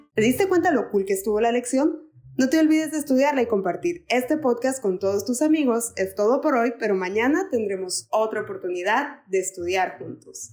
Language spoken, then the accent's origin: Spanish; Mexico; soy mexicana.